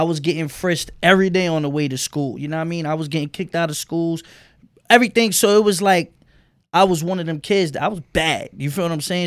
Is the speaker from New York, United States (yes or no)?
yes; New York City, New York, United States; I'm from Bed-Stuy on Myrtle